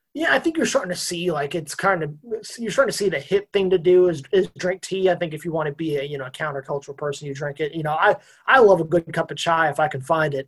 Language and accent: English; Texas, United States; I'm a Texan